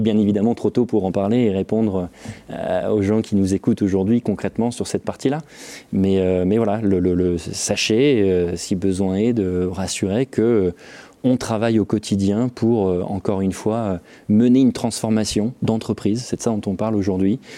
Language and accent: French; Valenciennes, Hauts-de-France, France; moved away as an adult; je suis originaire de Valenciennes, donc j'y ai vécu jusqu'à mes 20 ans